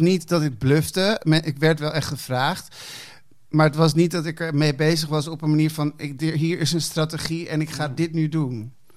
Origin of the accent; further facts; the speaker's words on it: Hilversum, North Holland, Netherlands; also born or lived in Amsterdam / Chile (parents); op mijn achtervuist verhuisde ik naar Hilversum.